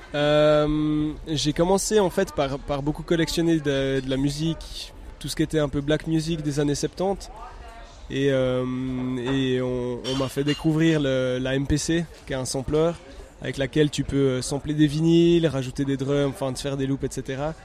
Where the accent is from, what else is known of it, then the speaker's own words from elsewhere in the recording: Neuchâtel, Switzerland; je viens de Neuchâtel